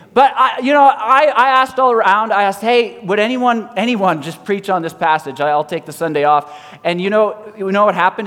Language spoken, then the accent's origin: English; Canada; I'm either Canadian or I'm Christian